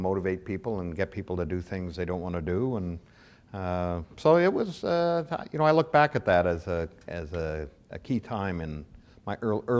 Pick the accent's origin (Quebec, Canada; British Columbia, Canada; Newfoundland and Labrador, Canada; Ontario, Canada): Ontario, Canada; Toronto; also born or lived in Winnipeg; I was born in Winnipeg. I lived there for all of about 3 weeks. So I then moved to Toronto. So I consider myself certainly raised in Toronto.